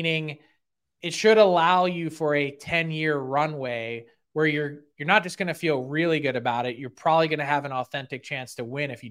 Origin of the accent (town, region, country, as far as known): Philadelphia, Pennsylvania, United States